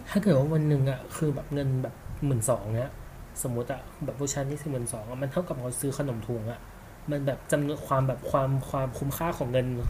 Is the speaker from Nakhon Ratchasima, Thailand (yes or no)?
no; Chiang Mai, Thailand; now in Bangkok, Thailand; กูก็เป็นคนเชียงใหม่